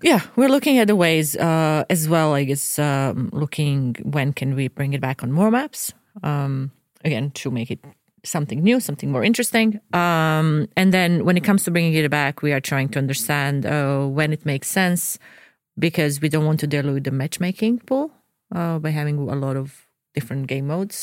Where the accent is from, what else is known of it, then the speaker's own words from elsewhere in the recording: Dubrovnik, Dubrovnik-Neretva County, Croatia; now in Sweden; So I'm from Dubrovnik, Croatia